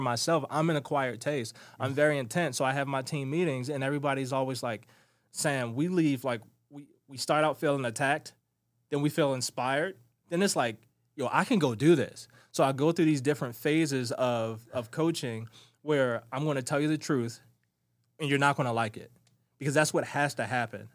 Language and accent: English; Baltimore, Maryland, United States; Growing up in Baltimore City was not for the weak-hearted